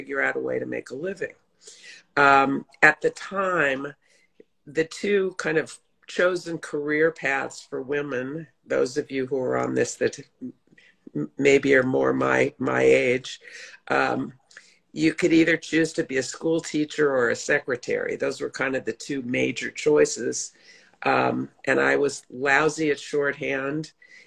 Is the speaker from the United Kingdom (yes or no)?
no; Los Angeles, California, United States; also born or lived in New York; I grew up in Los Angeles primarily